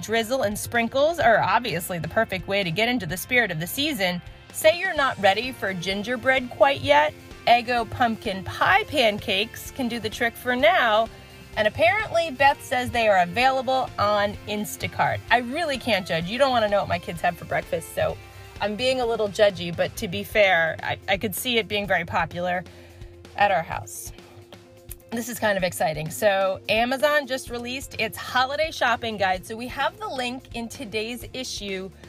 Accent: New York, United States; I'm a New Yorker

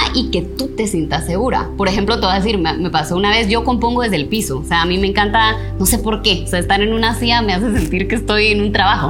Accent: Guatemala

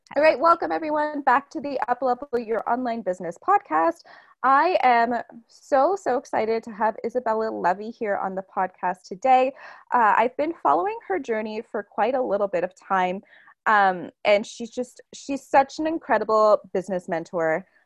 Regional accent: Toronto, Ontario, Canada; moved away as an adult; I was born and raised in Toronto, and I'm also Portuguese

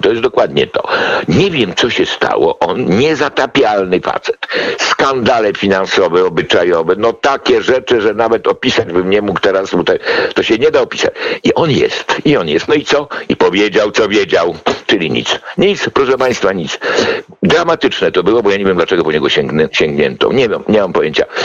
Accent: Poland; ja z PRL-u

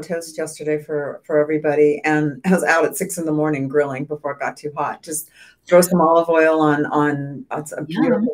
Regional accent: San Diego, California, United States; Growing up in San Diego, we spent a lot of time in the Coachella Valley.

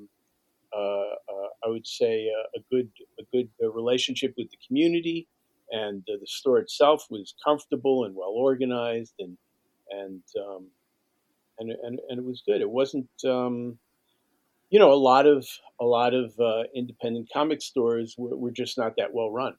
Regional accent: New York City, New York, United States; born or raised there; also born or lived in Bronx

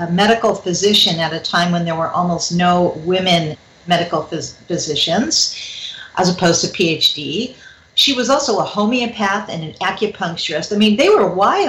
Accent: Los Angeles, California, United States; I grew up in the San Fernando Valley

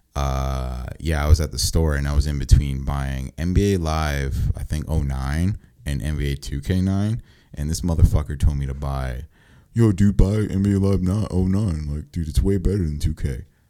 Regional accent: Mount Laurel, New Jersey, United States; I moved from Mount Holly to Mount Laurel

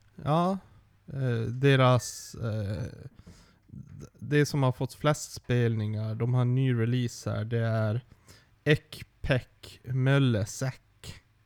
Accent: Sweden; som svensk

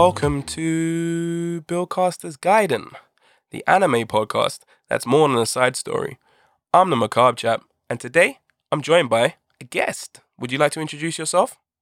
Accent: United Kingdom; by my accent, I'm sure you can tell I'm from the UK.

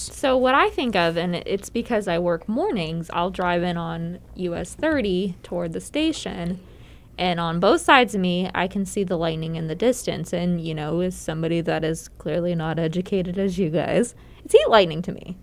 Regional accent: Pennsylvania, United States; moved away; I grew up in Pennsylvania

